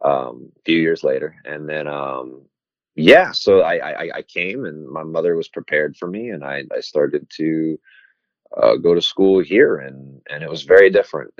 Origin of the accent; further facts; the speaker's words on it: Florida, United States; moved away as an adult; also born or lived in Istanbul, Turkey / Nashville, Tennessee; now in Austin, United States; I was born in Istanbul. I came to America when I was 8, and I lived most of my life in Florida